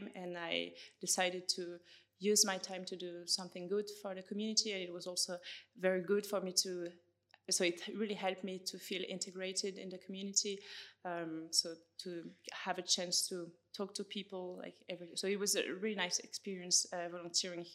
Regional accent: France; accent: French; English is a second language; moved away as an adult; also born or lived in Switzerland; now in Edinburgh, United Kingdom; as you can hear from my accent, it's easy to guess. I'm from France, but I used to live in Switzerland last year

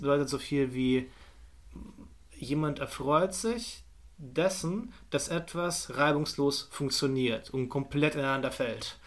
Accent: Potsdam, Brandenburg, Germany; meine Heimatstadt

